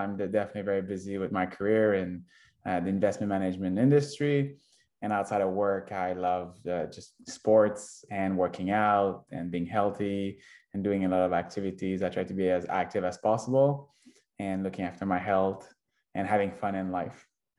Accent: Quebec, Canada; also born or lived in Victoria / Toronto / Singapore / Shanghai; now in Vancouver, Canada; I'm originally from Quebec, and I moved to Victoria about 10 years ago already.

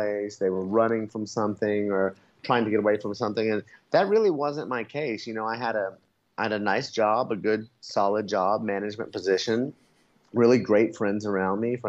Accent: Oklahoma City, Oklahoma, United States; moved away as an adult; now in Merida, Mexico; I'm from Oklahoma City, so we have pretty brutal summers and pretty brutal winters

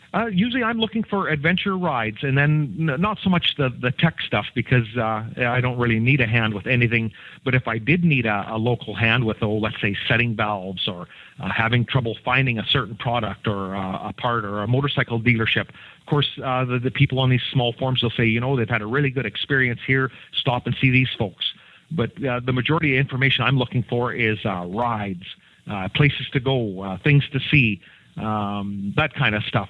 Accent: Canada; I'm the I'm the Canadian guy

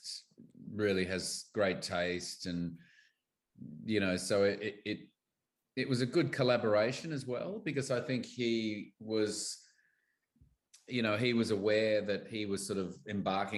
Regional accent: Australia; as an Aussie actor

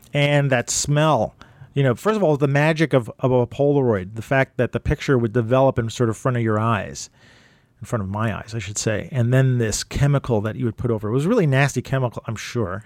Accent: New York City, New York, United States; also born or lived in Brooklyn; I'm from Manhattan, so I don't have a Manhattan accent

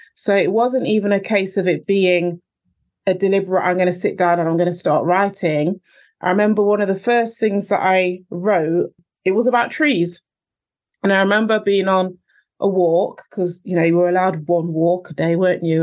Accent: Nottingham, East Midlands, United Kingdom; I was born in Nottingham. My parents came over from Jamaica a long time ago

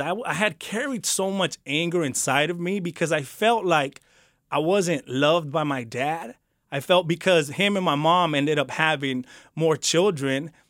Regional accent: Santa Ana, California, United States; I grew up in Santa Ana, the beautiful city of Santa Ana

